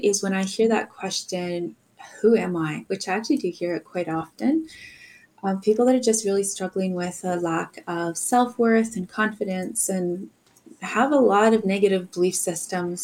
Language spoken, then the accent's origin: English; Alberta, Canada; also grew up in Alberta